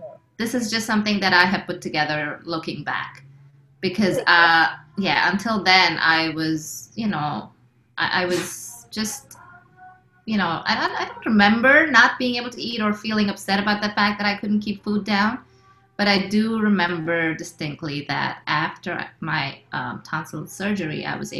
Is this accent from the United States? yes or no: no; India; But at the same time, I'm as Indian as it gets because, you know, we also lived in a place where there were a lot of Indian families and we, you know, hung out together and we grew up together.